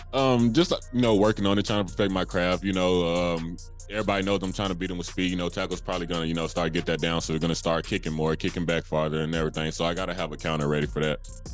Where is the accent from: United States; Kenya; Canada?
United States; England, Arkansas; my hometown of England, Arkansas